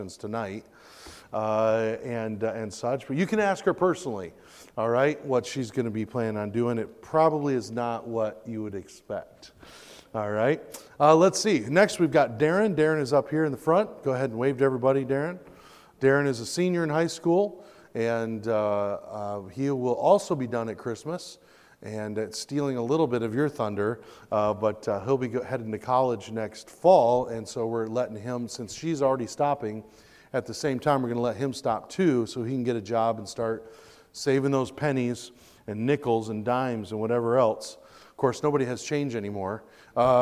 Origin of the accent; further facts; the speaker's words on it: Michigan, United States; now in Pensacola, United States; I was born and raised in Michigan